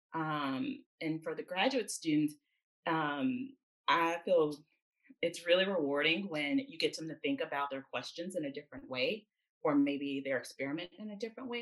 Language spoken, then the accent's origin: English; Jackson, Mississippi, United States; moved away as an adult; also born or lived in Atlanta, Georgia / Nashville, Tennessee; I grew up in Jackson, Mississippi, born and raised